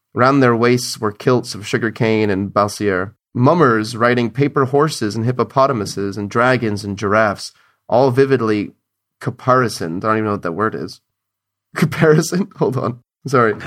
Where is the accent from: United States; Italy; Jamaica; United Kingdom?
United States; as an American